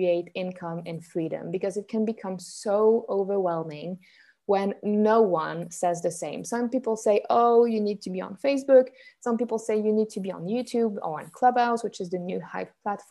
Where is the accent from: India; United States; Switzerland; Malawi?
Switzerland; I'm Swiss, born and raised in Switzerland